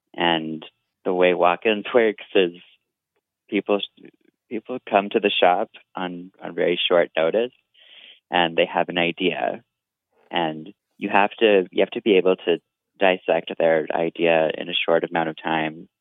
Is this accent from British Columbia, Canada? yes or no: yes; Vancouver, British Columbia, Canada; I'm an artist from Vancouver, BC